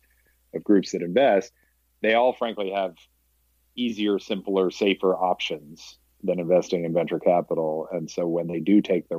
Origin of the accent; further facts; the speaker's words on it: Scituate, Massachusetts, United States; moved away; also born or lived in New York City; I grew up in Scituate outside of Boston on the coast